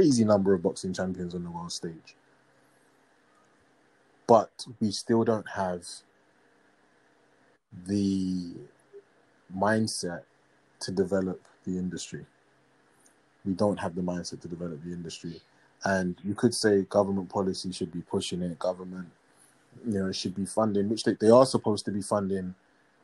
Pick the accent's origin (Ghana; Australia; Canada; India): Ghana; as a Ghanaian